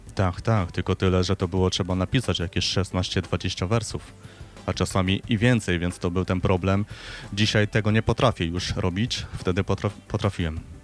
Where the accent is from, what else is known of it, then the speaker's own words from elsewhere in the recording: Silesian Voivodeship, Poland; ja pochodzę ze Śląska